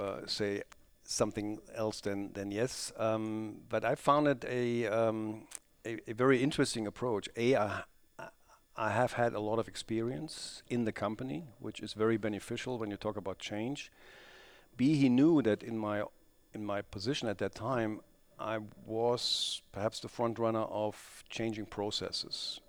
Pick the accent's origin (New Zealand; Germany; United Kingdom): Germany; Krefeld, North Rhine-Westphalia; Crayfield is actually my hometown